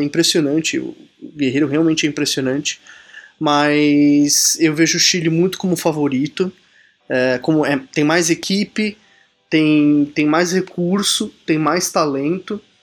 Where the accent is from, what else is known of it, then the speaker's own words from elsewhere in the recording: Brazil; como bom brasileiro que sou